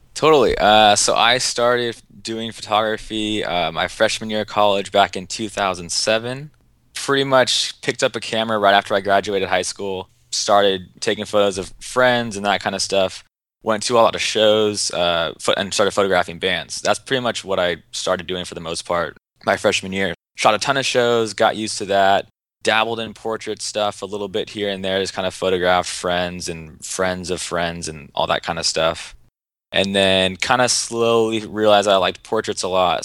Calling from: Seattle, Washington, United States; Calling from Seattle, Washington

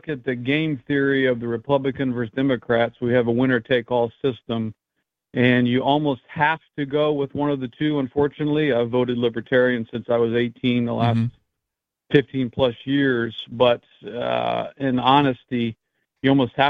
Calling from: Florida, United States; Yeah, I'm calling from Governor DeSantis territory. It seems like Florida.

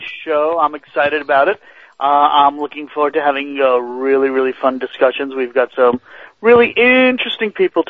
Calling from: Florida, United States; I am calling in from Florida tonight.

